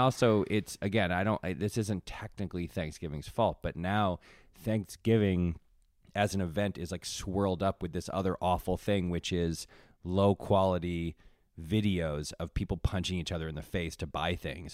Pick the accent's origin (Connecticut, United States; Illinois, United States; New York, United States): Connecticut, United States; moved away; I grew up in Connecticut